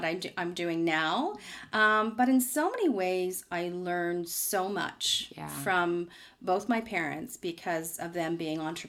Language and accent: English; Toronto, Ontario, Canada; I grew up here in Toronto, in the Beaches area